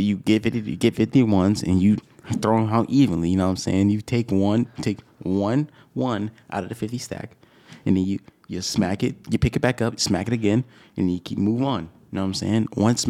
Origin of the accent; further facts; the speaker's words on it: Atlanta, Georgia, United States; I am from Atlanta.